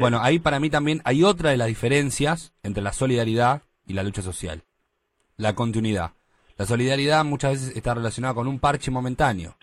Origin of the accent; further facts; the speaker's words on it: Buenos Aires, Argentina; yo soy de Mataderos.